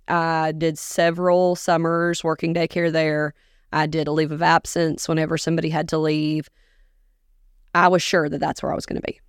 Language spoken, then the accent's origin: English; Augusta, Georgia, United States; moved away as an adult; also born or lived in Minneapolis, Minnesota; now in Dickson County, Tennessee, United States; I was born in Minneapolis, but I grew up in Augusta, Georgia